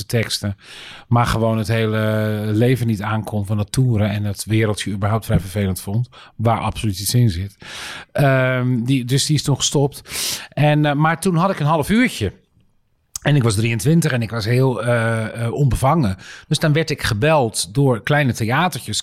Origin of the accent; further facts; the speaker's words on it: Dirksland, South Holland, Netherlands; moved away; het is een boerenland waar ik vandaan kom. omgeven door, uh, door meren en zee